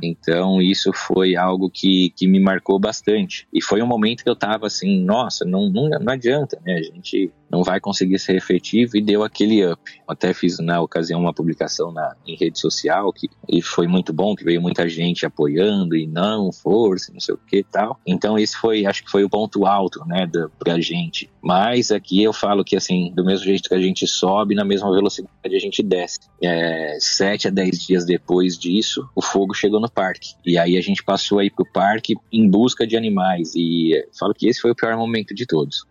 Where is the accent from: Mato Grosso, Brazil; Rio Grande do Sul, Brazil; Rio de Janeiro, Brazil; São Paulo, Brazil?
São Paulo, Brazil; Eu sou de São Paulo